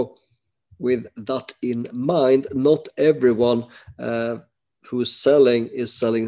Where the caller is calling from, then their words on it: Sweden; I am alone and I'm dialing from Sweden.